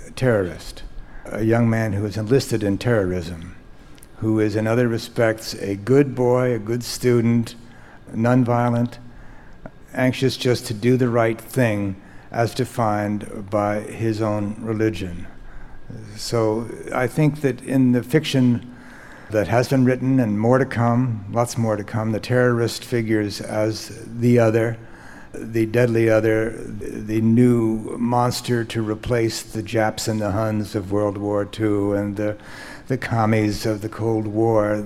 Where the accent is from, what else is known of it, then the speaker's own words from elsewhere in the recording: United States; as an American novelist